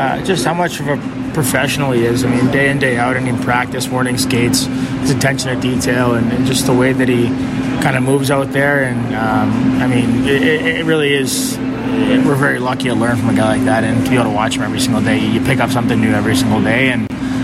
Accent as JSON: {"language": "English", "town": "Toronto", "region": "Ontario", "country": "Canada", "also_born_or_lived": "Winnipeg / Montreal / Ottawa", "moved": "yes", "lives_now": "Chicago, United States", "said": "going back home in Toronto, seeing the family and friends and everyone"}